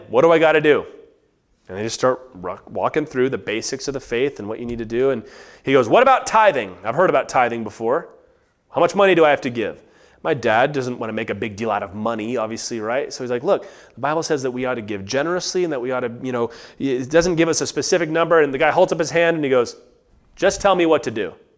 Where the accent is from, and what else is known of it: United States